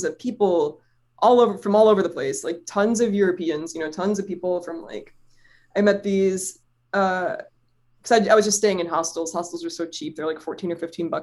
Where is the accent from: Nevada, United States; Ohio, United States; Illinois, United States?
Ohio, United States; Cleveland; I'm from Cleveland and I sing in bars sometimes in a band.